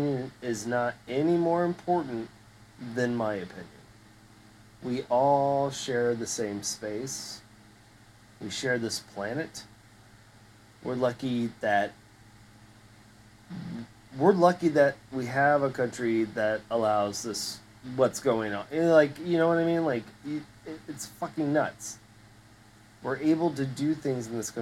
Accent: the South, Florida, United States; growing up in the South

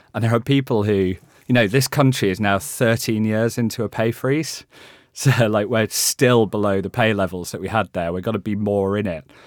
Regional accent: Halifax, Yorkshire and the Humber, United Kingdom; moved away; I grew up in West Yorkshire. I grew up in Halifax

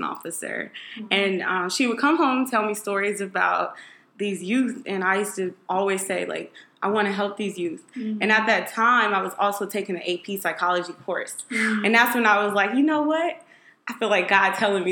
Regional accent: Phoenix, Arizona, United States; also born or lived in Washington, D.C.; I am originally from Phoenix, Arizona.

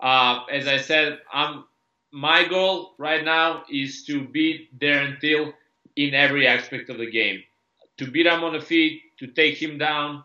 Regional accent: Serbia; I just grew up in Serbia, or I was born and raised in Yugoslavia before the war

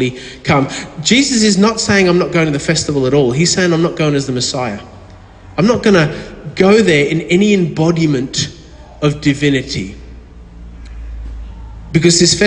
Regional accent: Victoria, Australia; from down in Victoria

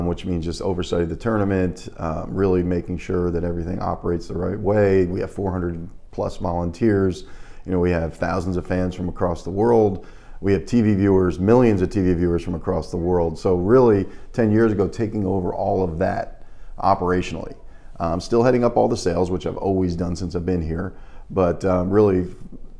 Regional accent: greater New York area, United States; moved away as an adult; also born or lived in North Carolina; now in Charleston, United States; I'm originally from New York, the greater New York area.

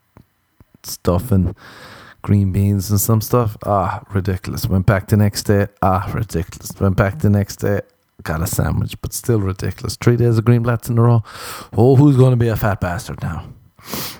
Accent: Ireland; I'm Irish.

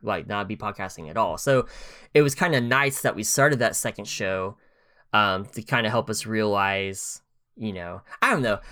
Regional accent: Oklahoma, United States; moved away as an adult; now in Tennessee, United States; we're both from Oklahoma

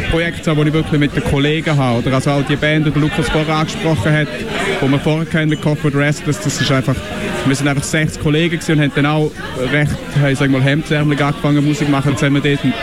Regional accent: Buchs, St. Gallen, Switzerland; ich komme aus Buch St. Gallen

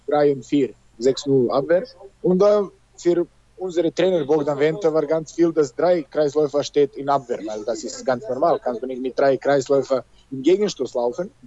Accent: Serbia; German is a second language; moved away as an adult; also born or lived in Germany; now in Belarus; ich komme aus Serbien

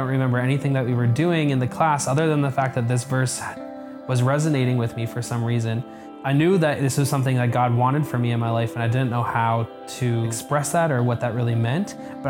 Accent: Moncton, New Brunswick, Canada; I grew up here in Moncton Wesleyan Church, on and off.

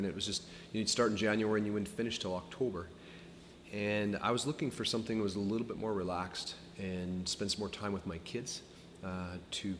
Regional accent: Iowa, United States; moved away as an adult; now in Canada; when you're from Iowa

